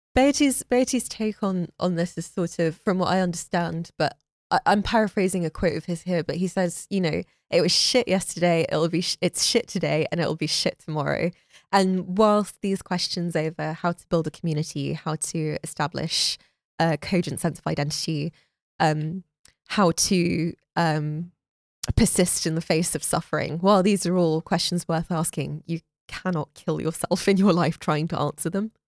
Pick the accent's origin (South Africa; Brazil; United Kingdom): United Kingdom; London; moved away; also born or lived in Florida, United States; I was born in London